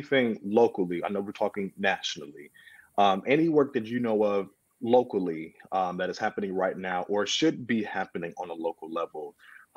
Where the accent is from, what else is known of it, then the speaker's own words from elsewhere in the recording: Michigan, United States; I'm from Michigan